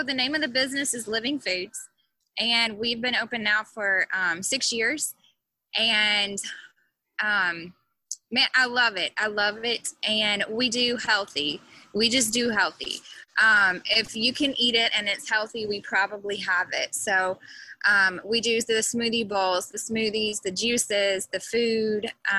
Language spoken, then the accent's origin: English; Mississippi, United States; I tell people I grew up everywhere. my dad is a retired Methodist pastor. And so we just lived all over the state of Mississippi, mostly Mississippi.